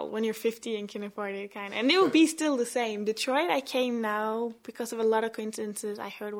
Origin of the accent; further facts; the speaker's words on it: Oslo, Norway; I'm from Oslo, Norway. Yeah, so I came to the United States basically to see Detroit.